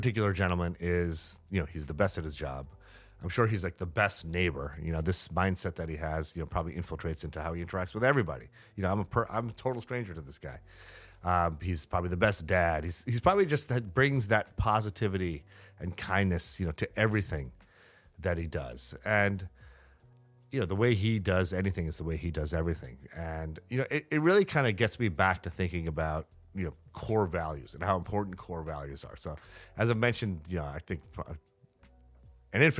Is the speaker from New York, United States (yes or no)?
yes; New York City, New York, United States; the skeptical New Yorker that I am